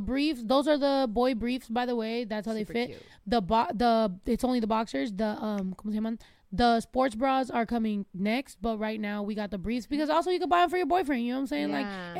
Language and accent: English; United States; born there; I've always felt like that is home for me. Even though I was born in the United States, but both my parents are from Mexico.